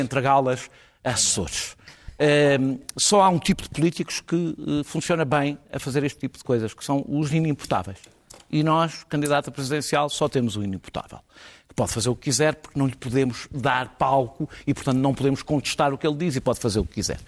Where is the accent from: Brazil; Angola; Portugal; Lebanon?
Portugal; eu senti-me envergonhado enquanto português